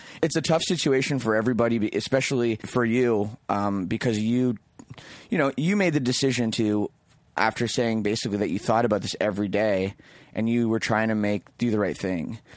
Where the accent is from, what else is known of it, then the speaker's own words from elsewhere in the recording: Oakville, Ontario, Canada; The … guys are from my hometown, like Oakville, Ontario